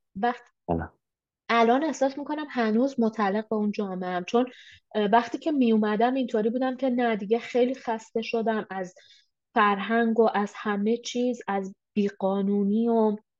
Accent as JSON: {"language": "Persian", "country": "Iran", "moved": "as an adult", "lives_now": "Canada"}